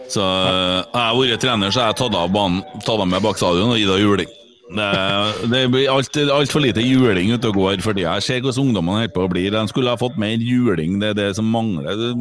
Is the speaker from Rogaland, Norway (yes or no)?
no; Bjugn, Trøndelag, Norway; Jeg er jo fra Bjugn, og jeg turte ikke si at jeg var fra Bjugn en 10-15 år heller